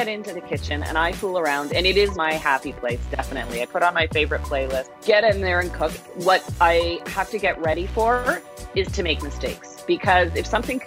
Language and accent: English; Toronto, Ontario, Canada; moved away as an adult; now in Niagara, Canada; being a kid growing up in Toronto